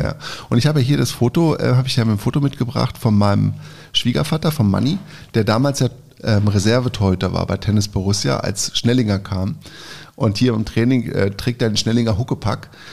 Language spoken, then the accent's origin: German; Lower Saxony, Germany; für mich als Niedersachse